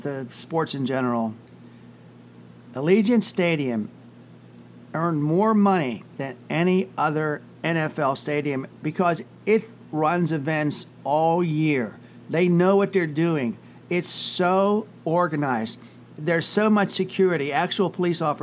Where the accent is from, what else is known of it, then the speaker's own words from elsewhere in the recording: Pittsburgh, Pennsylvania, United States; we're Steeler fans, and we grew up in the Pittsburgh area.